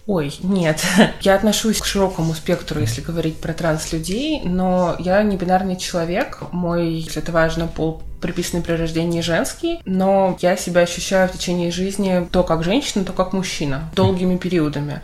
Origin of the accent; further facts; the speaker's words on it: Yekaterinburg, Sverdlovsk Oblast, Russia; Я родилась в Екатеринбурге